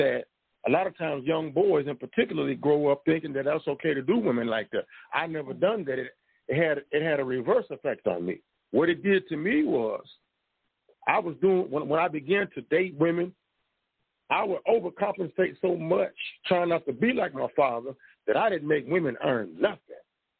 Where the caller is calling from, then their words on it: Tulsa, Oklahoma, United States; from Tulsa, Oklahoma.